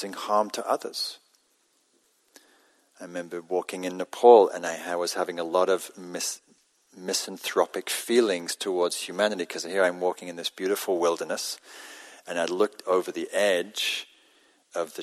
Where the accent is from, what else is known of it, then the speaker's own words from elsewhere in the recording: Newcastle upon Tyne, North East England, United Kingdom; now in California, United States; When I grew up in Northern England, Newcastle